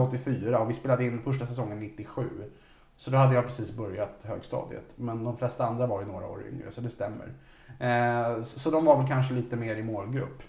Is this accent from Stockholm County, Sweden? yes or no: yes; Vaxholm, Stockholm County, Sweden; i Vaxholm, där jag växte upp